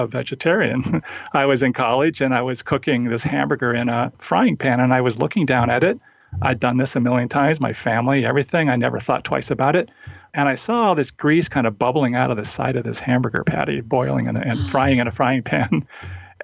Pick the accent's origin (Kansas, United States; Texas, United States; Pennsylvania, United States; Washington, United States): Washington, United States; Olympic Peninsula; I grew up in Washington State, Olympic Peninsula, in a small town that was sort of a one company town.